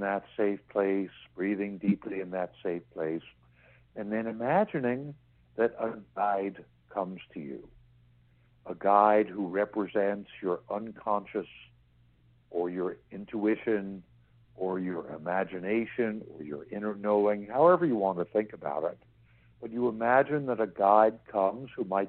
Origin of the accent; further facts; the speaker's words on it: New York City, New York, United States; I grew up in New York City